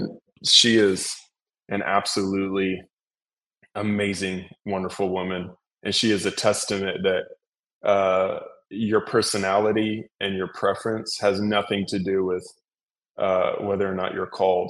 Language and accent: English; Mexico; Yeah, I grew up in Mexico.